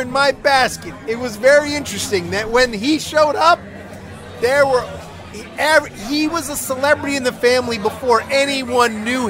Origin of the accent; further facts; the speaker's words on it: New Jersey, United States; growing up in New Jersey